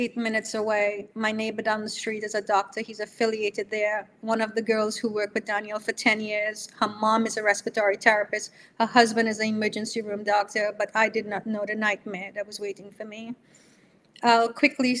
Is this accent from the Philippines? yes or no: no; Trinidad & Tobago; moved away as an adult; now in New York, United States; I'm coming from Trinidad, you know, and living here 37 years